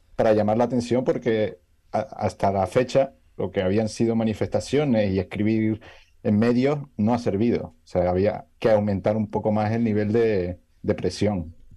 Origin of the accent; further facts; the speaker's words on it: Canary Islands, Spain; venir de una tierra donde, como Canarias, donde podemos disfrutar